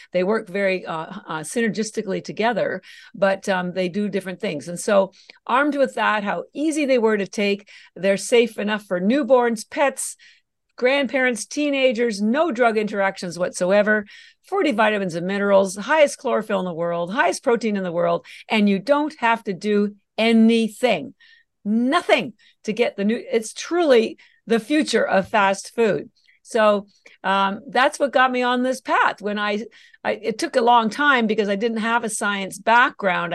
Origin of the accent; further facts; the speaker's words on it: Canada; moved away as an adult; now in Boston, United States; I'm actually Canadian, although I've lived in Boston for thirty-three years. And I mentioned the Canada part on, on, because all my education was done o, there